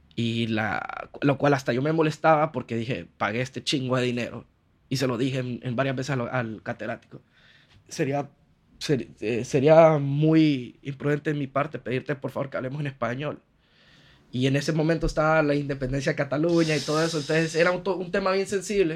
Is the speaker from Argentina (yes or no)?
no; Honduras; moved away as an adult; also born or lived in Barcelona, Spain; vengo de Honduras donde me muevo a todos lados en carro